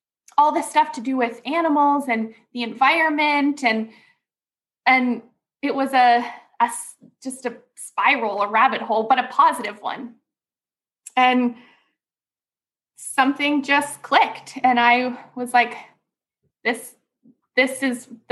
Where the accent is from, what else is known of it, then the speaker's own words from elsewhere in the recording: Ontario, Canada; moved away as an adult; also born or lived in British Columbia; I was raised in Ontario here in Canada.